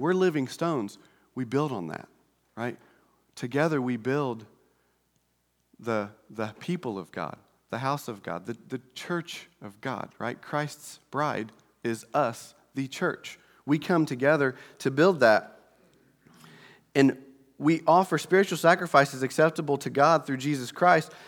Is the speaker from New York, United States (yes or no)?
no; Indiana, United States; we're from Indiana